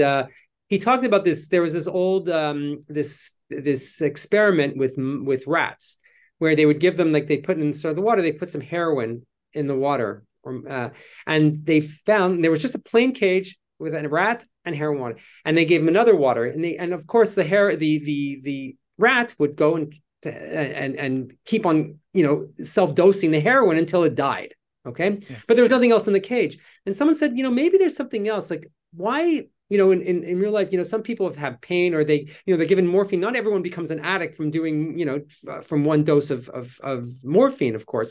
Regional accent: Canada; moved away as an adult; I'm Canadian

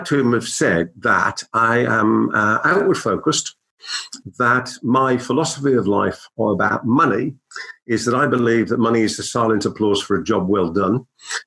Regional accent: Birmingham, West Midlands, United Kingdom; accent: Brummie; my Brummie accent

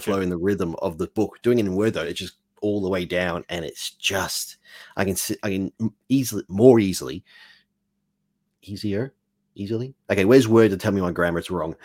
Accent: Australia; also born or lived in Mexico; I'm an Australian

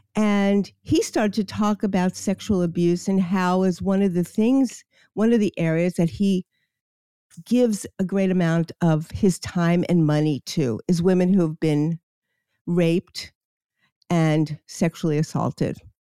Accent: New York City, New York, United States; I grew up in Queens and I lived – on the beach, Far Rockaway, New York

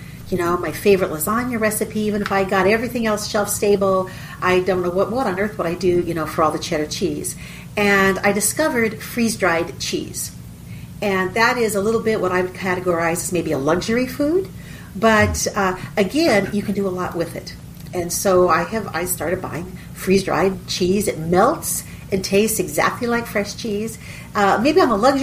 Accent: southeast Texas, United States; We live in southeast Texas. We're about 40 minutes northeast of Houston.

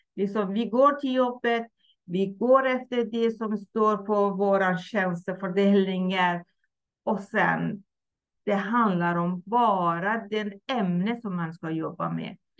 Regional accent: Iran; Swedish is a second language; moved away as an adult; now in Sweden; jag kommer ursprungligen från Iran, har bott i Sverige Mm, drygt 37 år

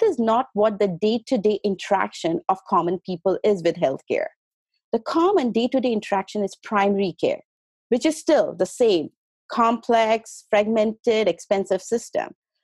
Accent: India; moved away as an adult; also born or lived in St. Petersburg, Russia; now in Los Angeles, United States; I was born in India, and I went to Russia, St. Petersburg, for my medical school. There I did my medicine and went back to India to practice as a physician

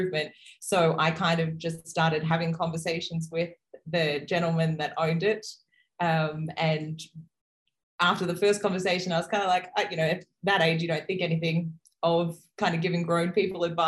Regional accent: Brisbane, Queensland, Australia; I am a woman from Brisbane, Australia

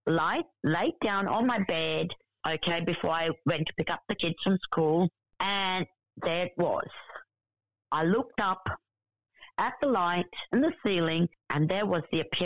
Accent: India; I was born in India

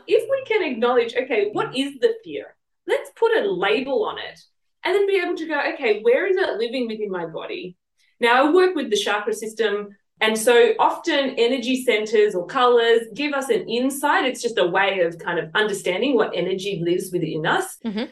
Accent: Sydney, New South Wales, Australia; accent: southwest Sydney; moved away as an adult; now in Sunshine Coast, Australia; come from southeast Sydney or southwest Sydney

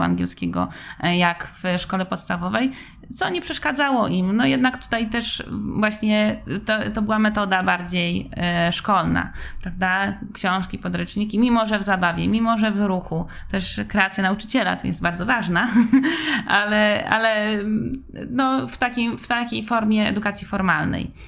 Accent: Wrocław, Lower Silesian Voivodeship, Poland; now in Warsaw, Poland; pochodzę z Wrocławia

